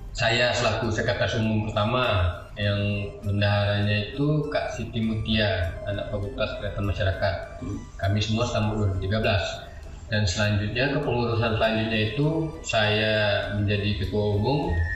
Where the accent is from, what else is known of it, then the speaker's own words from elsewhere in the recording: Tanjung Pura, North Sumatra, Indonesia; also born or lived in Medan; asal saya Tanjung Pura